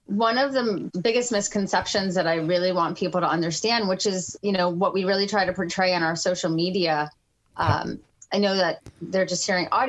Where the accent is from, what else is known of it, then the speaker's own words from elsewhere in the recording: Fort Lauderdale, Florida, United States; also born or lived in New York City; We lived in Fort Lauderdale at the time. We moved down from New York City